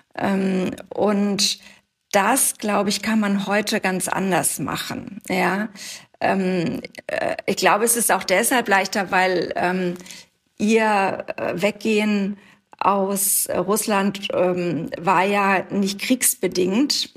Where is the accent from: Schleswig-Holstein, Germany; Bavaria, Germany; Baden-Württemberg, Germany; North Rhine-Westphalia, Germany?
Schleswig-Holstein, Germany; Wedel; ich komme aus Wedel, das ist der Ort, in dem ich aufgewachsen bin, in der Nähe von Hamburg